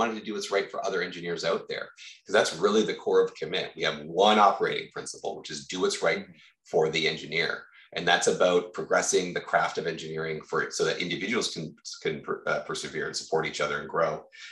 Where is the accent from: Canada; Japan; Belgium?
Canada; Victoria, British Columbia; I've born and raised in Victoria